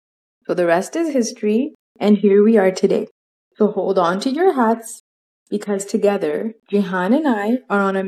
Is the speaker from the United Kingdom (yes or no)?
no; Canada; also born or lived in Lahore, Pakistan; I was born in Lahore, Pakistan, but have lived in Canada with my family since the age of 2 years old.